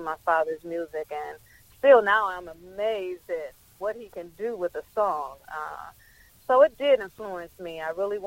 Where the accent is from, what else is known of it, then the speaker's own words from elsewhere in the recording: Detroit, Michigan, United States; I grew up in the Michigan area